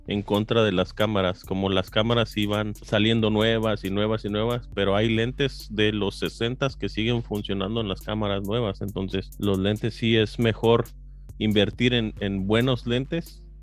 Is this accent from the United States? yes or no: yes; East Bay, California, United States; Sí, de aquí, del, este de la bahía.